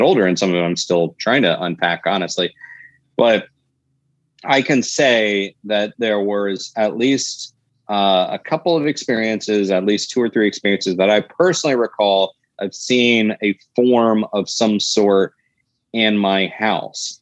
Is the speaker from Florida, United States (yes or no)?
yes; Florida, United States; my home state of Florida